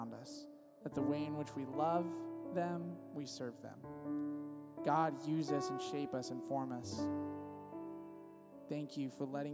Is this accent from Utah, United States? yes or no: no; Visalia, California, United States; now in San Diego, United States; I'm originally from Visalia, California